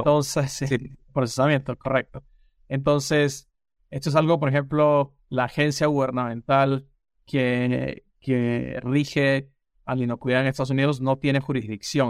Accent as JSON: {"language": "Spanish", "country": "Peru", "tie": "born or raised there", "also_born_or_lived": "Lima, Peru / Maryland, United States", "moved": "as an adult", "lives_now": "United States", "said": "yo soy peruano de nacimiento"}